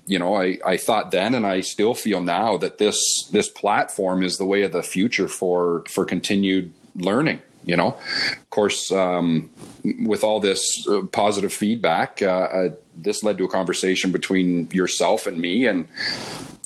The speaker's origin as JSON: {"language": "English", "town": "London", "region": "Ontario", "country": "Canada", "tie": "born or raised there", "also_born_or_lived": "Oakville", "said": "I was born and raised in London and had a great childhood growing up camping in Bayfield every summer"}